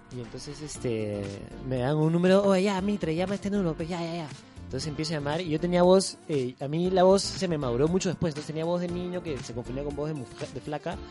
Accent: Lima, Peru; also born or lived in Iquitos; nací en Lima

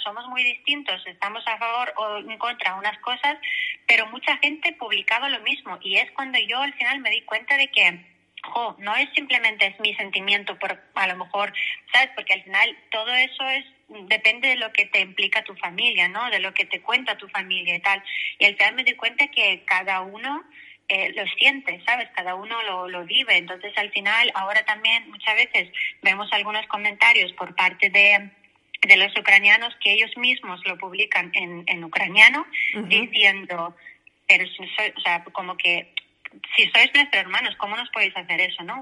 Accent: Belarus; Spanish is a second language; moved away as an adult; also born or lived in Poland / Valencia, Spain; now in Spain; yo nací en la Unión Soviética cuando todavía existía. El país Mm, donde yo nací, que es ahora mismo República de Bielorrusia

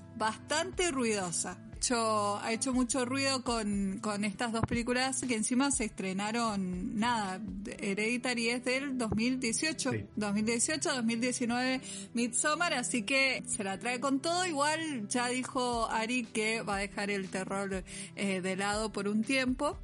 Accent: Mendoza, Argentina; somos de Mendoza y acá estamos flexibilizando la cuarentena

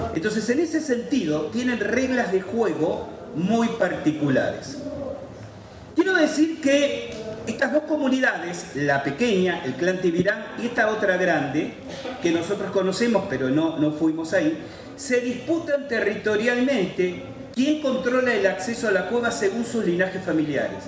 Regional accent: Argentina; Somos argentinos

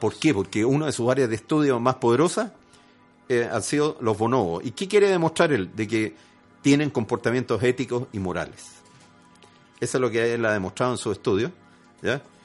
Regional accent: Chile; Y además chileno. Sí, porque yo nací en Chile.

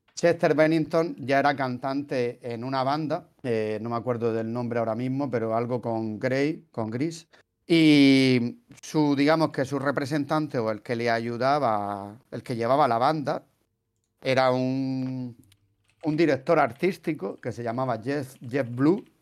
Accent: Region of Murcia, Spain; se, nota que soy de Murcia

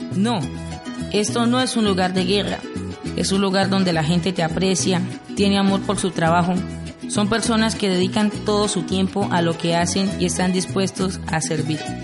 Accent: Sardinata, Norte de Santander, Colombia; now in Arauca, Colombia; soy de Sardinata, norte

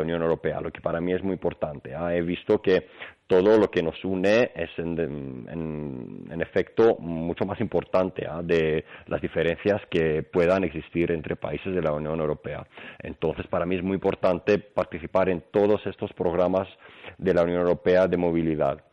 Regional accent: Greece; Spanish is a second language; moved away as an adult; now in Spain; Yo soy griego, pero bueno, desde más pequeño he aprendido español, lo que me ha permitido también vivir en, España

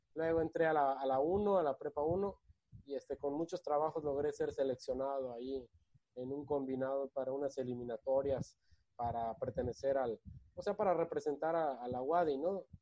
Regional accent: Yucatán, Mexico; born or raised there; also born or lived in Guadalajara, Jalisco, Mexico

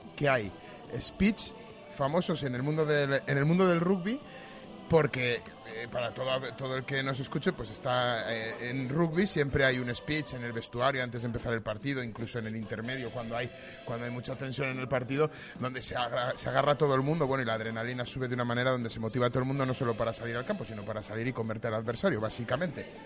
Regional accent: Valladolid, Castile and León, Spain; como vallisoletano

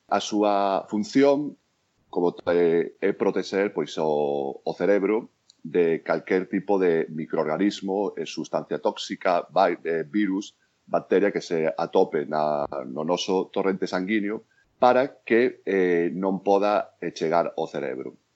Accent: A Coruña, Galicia, Spain; moved away as an adult; now in New York, United States; na miña terra

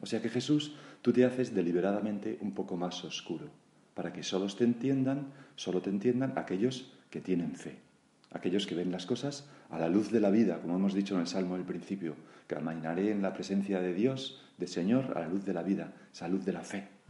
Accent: Galicia, Spain; Como buen gallego

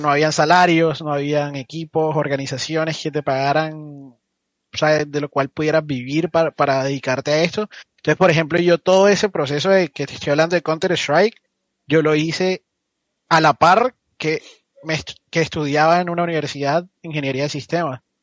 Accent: Barranquilla, Atlántico, Colombia; Yo soy de Barranquilla.

